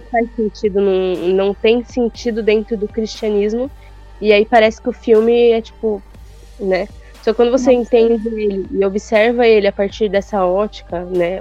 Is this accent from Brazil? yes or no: yes; Brazil